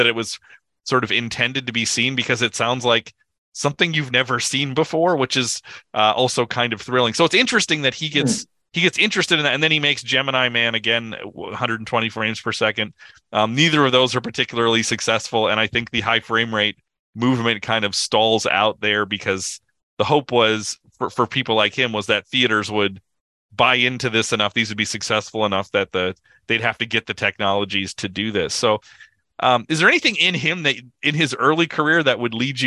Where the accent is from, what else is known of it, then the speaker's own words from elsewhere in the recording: United States; as an American